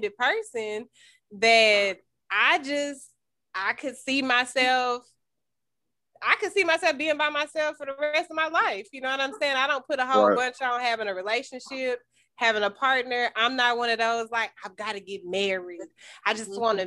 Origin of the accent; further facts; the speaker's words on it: Greeneville, Tennessee, United States; now in Nashville, United States; I'm from Greenville, Tennessee